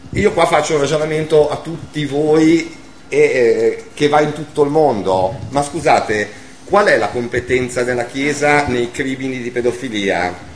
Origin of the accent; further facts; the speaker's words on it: Savona, Liguria, Italy; io sono di Savona